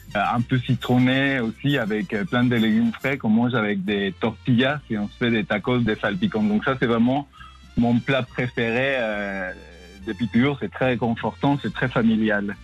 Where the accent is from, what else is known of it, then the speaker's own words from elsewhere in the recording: Tabasco, Mexico; moved away as an adult; now in France; je suis originaire de Tabasco, dans le sud du Mexique, et j'ai grandi euh, dans cette nature verdoyante du sud du Mexique.